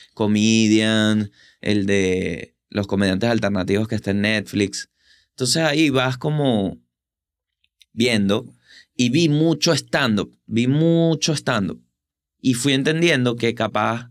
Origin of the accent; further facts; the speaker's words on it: Venezuela; now in Buenos Aires, Argentina; soy de Venezuela